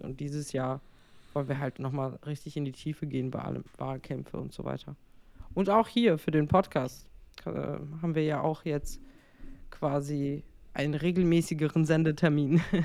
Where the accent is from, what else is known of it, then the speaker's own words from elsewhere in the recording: Frankfurt, Hesse, Germany; moved away as an adult; ich äh, sehe mich dann auch glaube ich, äh, als Hessin. Also, weil ich mein ganzes Leben lang in Frankfurt gewohnt habe, äh, bis auf die letzten drei Jahre.